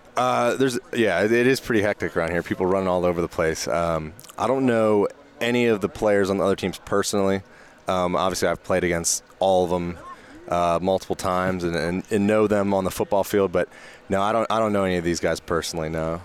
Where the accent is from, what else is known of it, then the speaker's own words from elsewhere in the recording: Georgia, United States; moved away as an adult; now in Kansas, United States; I'm from Georgia